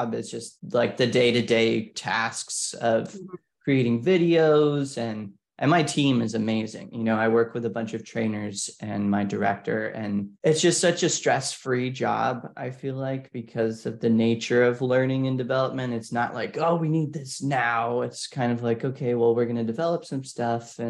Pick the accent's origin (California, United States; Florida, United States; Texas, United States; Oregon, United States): Florida, United States; Orlando; moved away as an adult; also born or lived in China; I was born and raised in Orlando, Florida